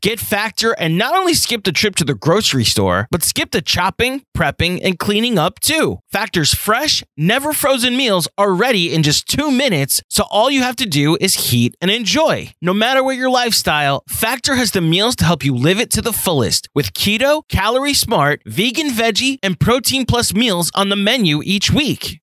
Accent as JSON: {"language": "English", "area": "Long Island", "region": "New York", "country": "United States", "tie": "born or raised there", "said": "I grew up in Long Island"}